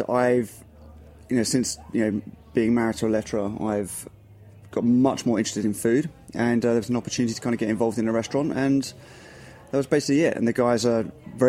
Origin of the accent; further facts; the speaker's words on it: England, United Kingdom; moved away as an adult; now in New York City, United States; I'm the English guy